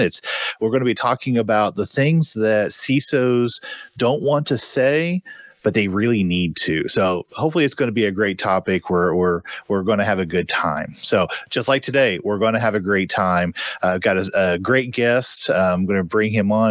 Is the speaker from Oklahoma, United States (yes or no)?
yes; Tulsa, Oklahoma, United States; I am from Tulsa, Oklahoma